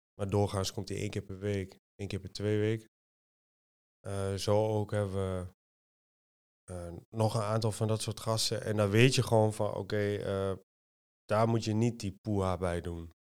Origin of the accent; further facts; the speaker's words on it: Almelo, Overijssel, Netherlands; now in Apeldoorn, Netherlands; ik kom uit eh, Twente. Ik kom uit Almelo